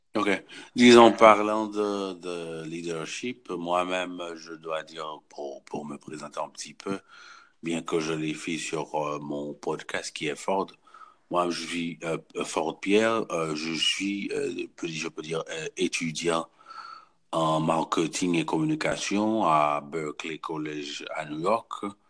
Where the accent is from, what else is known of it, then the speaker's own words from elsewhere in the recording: Haiti; moved away; je suis haïtien